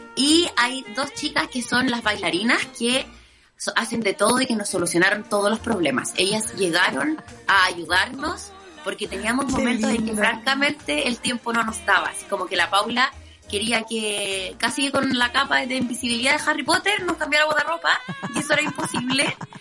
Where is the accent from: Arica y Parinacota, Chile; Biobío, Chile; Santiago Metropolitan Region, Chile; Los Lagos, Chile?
Biobío, Chile; Concepción; Yo soy de Concepción